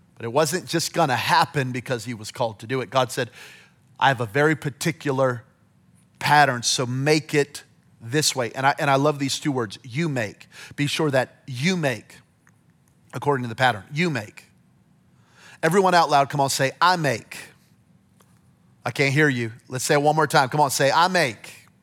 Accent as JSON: {"language": "English", "town": "Belen", "region": "New Mexico", "country": "United States", "tie": "born or raised there", "moved": "yes", "said": "I'm from Belen, New Mexico, population seventeen hundred people"}